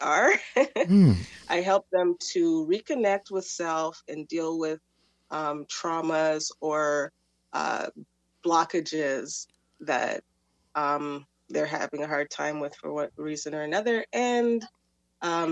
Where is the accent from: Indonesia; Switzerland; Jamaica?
Jamaica; as Jamaican people